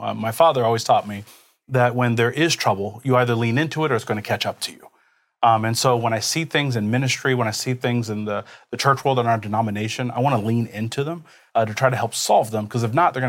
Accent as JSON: {"language": "English", "town": "Kansas City", "country": "United States", "tie": "born or raised there", "said": "So I'm a first generation American. Now, on my father's side, so he's from Jamaica."}